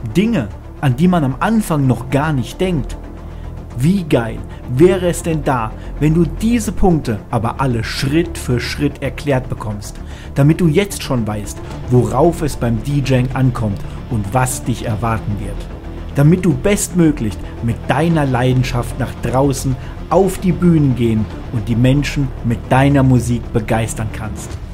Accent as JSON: {"language": "German", "region": "Hesse", "country": "Germany", "said": "bei uns in Hessen"}